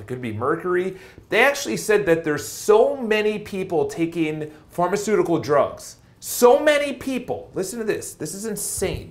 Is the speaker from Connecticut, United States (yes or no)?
no; New York, United States; accent: New York; my New York accent